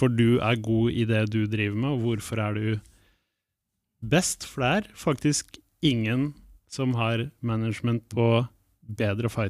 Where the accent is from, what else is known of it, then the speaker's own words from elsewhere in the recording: Palestine; Eh, som palestiner så står han selvfølgelig mitt hjerte nær med det han la ut